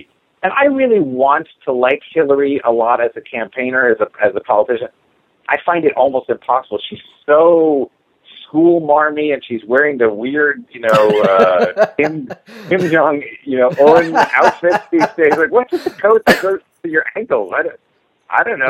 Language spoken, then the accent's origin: English; New York, United States; I grew up in New York